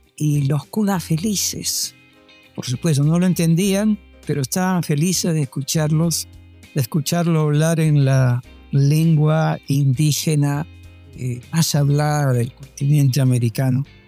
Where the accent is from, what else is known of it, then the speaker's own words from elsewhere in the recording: Lima, Peru; moved away as an adult; now in Panama; yo soy de Barranco. Para mí Barranco pues es donde aprendí a caminar, hablar, donde estudié la primaria, la secundaria